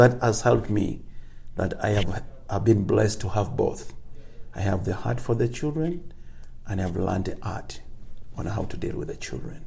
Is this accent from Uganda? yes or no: yes; Uganda; I'm from Uganda, but when I move away from my region, just maybe like 100 kilometers, I need an interpreter to help me communicate.